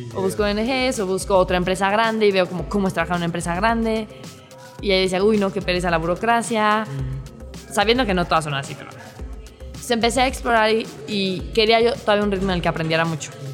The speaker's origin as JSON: {"language": "Spanish", "region": "Mexico City", "country": "Mexico", "said": "soy de Ciudad de México"}